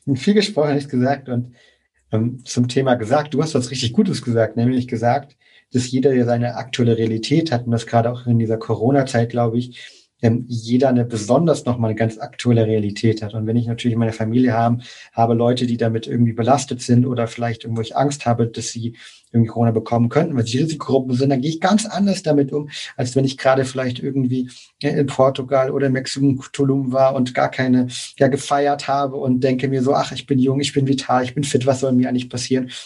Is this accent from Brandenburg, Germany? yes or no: no; near Leipzig, Saxony, Germany; ich komme aus der Nähe von Leipzig, komme aus, aus Deutschland generell